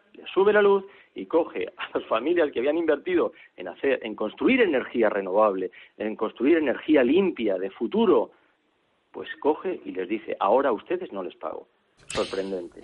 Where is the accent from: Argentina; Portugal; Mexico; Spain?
Spain